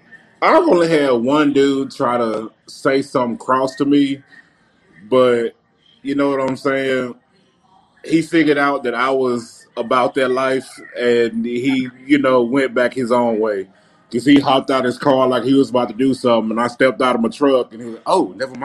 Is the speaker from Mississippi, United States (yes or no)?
yes; Mississippi, United States; I was in my home state. I'm from Mississippi. I live like 10 minutes from Memphis.